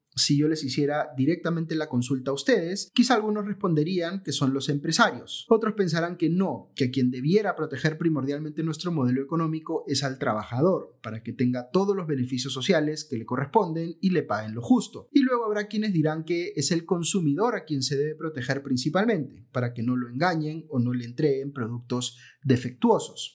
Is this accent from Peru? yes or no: yes; Peru